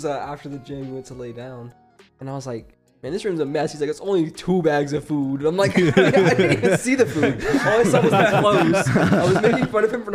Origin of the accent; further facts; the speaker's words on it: Texas, United States; I'm a Texan through and through